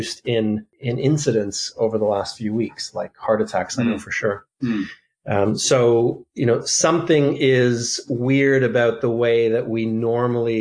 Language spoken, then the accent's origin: English; Canada; moved away as an adult; also born or lived in Toronto; now in Auckland, New Zealand; I hail from Canada, where I did my training, mostly in and around Toronto